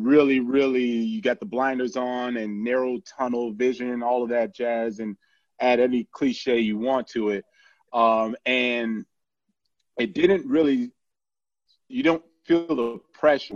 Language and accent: English; Miami, Florida, United States; I actually born and raised in Miami